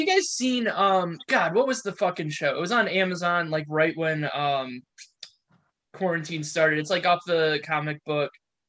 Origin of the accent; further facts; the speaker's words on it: United Kingdom; Well, the worst part is like, even know we're British.